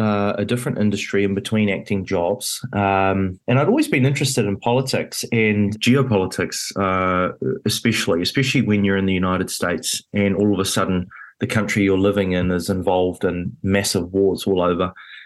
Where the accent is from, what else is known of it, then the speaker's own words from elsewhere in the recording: New Zealand; it was a very rare position to be in as a Kiwi